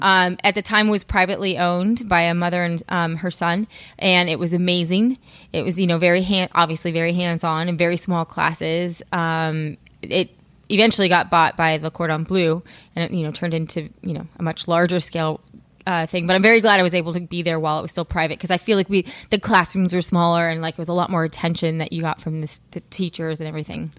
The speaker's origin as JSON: {"language": "English", "region": "California", "country": "United States", "tie": "born or raised there", "said": "born and raised in California, um, in the high desert"}